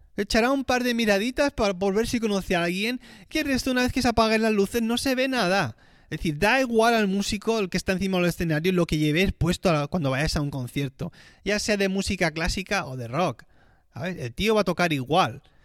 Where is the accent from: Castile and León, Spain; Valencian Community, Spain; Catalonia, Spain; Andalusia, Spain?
Catalonia, Spain; Tarragona; moved away as an adult; now in Switzerland; cuando estudiaba en el Conservatorio de Tarragona, mi ciudad eh, de donde soy oriundo